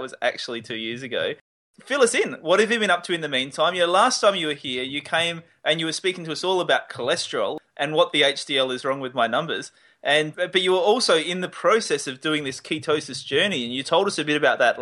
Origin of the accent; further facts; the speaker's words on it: Australia; my hometown